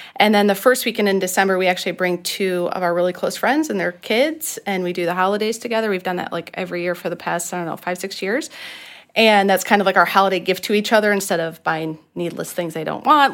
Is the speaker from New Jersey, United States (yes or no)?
no; Michigan, United States; now in Orlando, United States; I grew up in Michigan